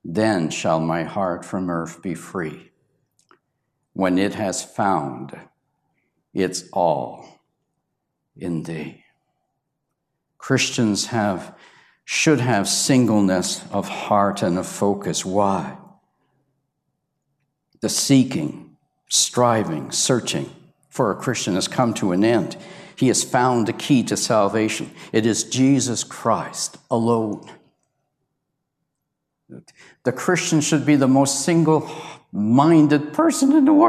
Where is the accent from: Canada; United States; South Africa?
Canada; I was the only Canadian there, and they found out I was from Canada